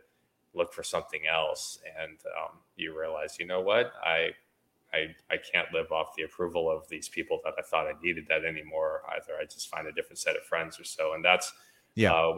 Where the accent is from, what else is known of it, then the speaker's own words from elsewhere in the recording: United States; I'm an American citizen, right? Because I was born in the US